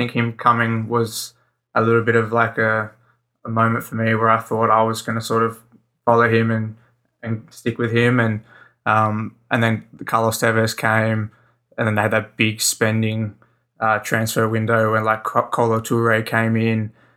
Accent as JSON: {"language": "English", "town": "Sydney", "region": "New South Wales", "country": "Australia", "said": "I'm from Sydney, Australia, just in the southern suburbs there"}